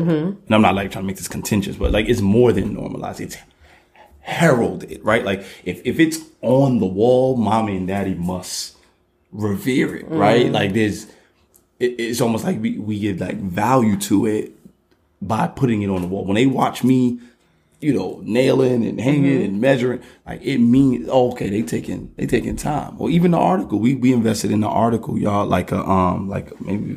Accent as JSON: {"language": "English", "country": "United States", "tie": "born or raised there", "said": "I was born here"}